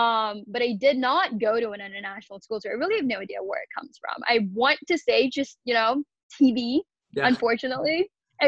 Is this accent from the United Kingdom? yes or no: no; Kolkata, West Bengal, India; moved away as an adult; now in United States; So grew up in Calcutta, India. Spent the first 18 years there. Went to high school there and whatnot.